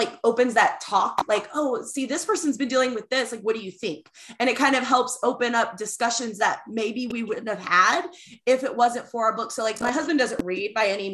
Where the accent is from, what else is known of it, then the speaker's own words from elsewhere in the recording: the South, United States; accent: redneck southern; my redneck southern accent